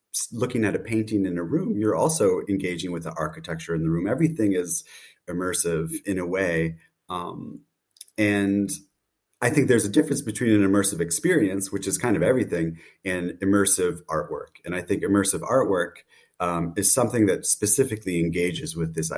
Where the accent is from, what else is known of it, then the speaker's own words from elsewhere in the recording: United States; now in Berlin, Germany; based in Berlin, though I'm American originally